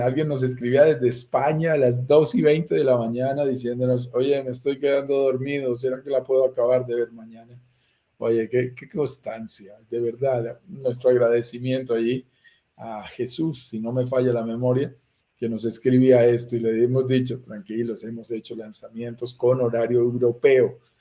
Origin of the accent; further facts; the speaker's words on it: Colombia; accent: Colombian; Por mi acento lo notarás, soy colombiano, estoy en Bogotá, Colombia en este momento. Nací aquí en las montañas de los Andes